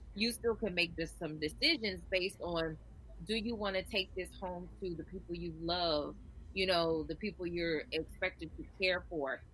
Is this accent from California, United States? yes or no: no; Nebraska, United States; now in Key West, United States; I'm actually from Nebraska, but I live in Key West.